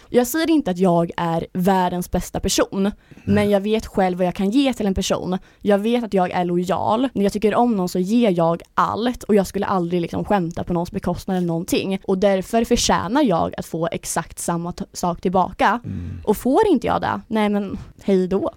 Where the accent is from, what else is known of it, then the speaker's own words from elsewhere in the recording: Linköping, Östergötland, Sweden; moved away as an adult; now in Stockholm, Sweden; jag är ju från Linköping egentligen yeah. så jag har ju alltså, min familj där nere